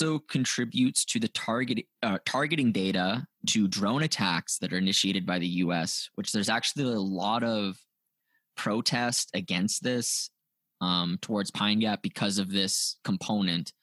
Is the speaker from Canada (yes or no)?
yes; Canada; I'm Canadian